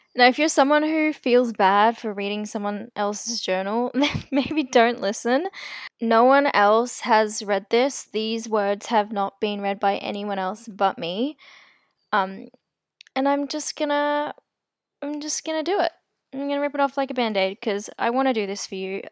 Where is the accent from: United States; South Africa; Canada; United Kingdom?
South Africa; I was born in South Africa, and my family and I are considered colored